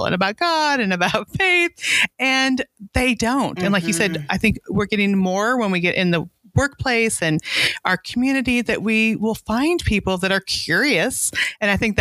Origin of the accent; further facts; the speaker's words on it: United States; we're American